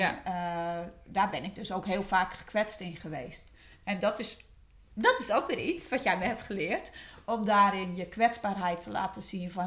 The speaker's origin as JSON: {"language": "Dutch", "area": "West Friesland", "region": "North Holland", "country": "Netherlands", "tie": "born or raised there", "said": "Ik kom uit West-Friesland."}